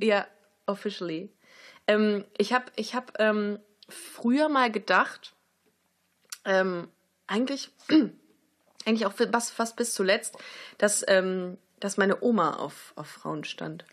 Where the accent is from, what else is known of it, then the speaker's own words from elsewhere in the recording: Germany; wir sind aus Deutschland